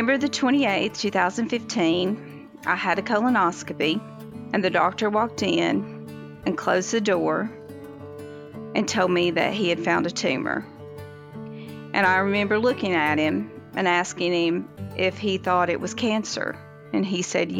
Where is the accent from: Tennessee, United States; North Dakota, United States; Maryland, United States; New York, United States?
Tennessee, United States; Sevier County; I was born and raised in Surry County, Tennessee.